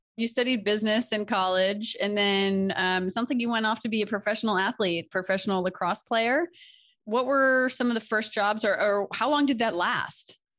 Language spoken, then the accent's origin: English; Delaware, United States; moved away; I'm from Delaware